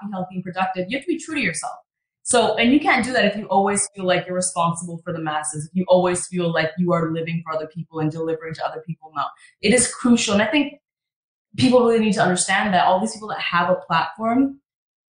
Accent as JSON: {"language": "English", "country": "Canada", "moved": "as an adult", "lives_now": "Los Angeles, United States", "said": "I'm Canadian"}